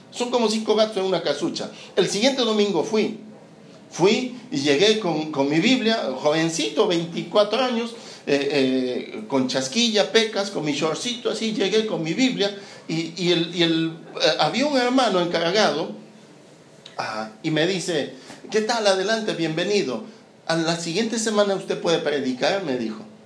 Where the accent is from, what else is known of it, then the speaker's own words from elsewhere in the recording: Peru; now in Santiago, Chile; yo no soy chileno. bueno, sí soy chileno. Lo que pasa es que nací en Perú.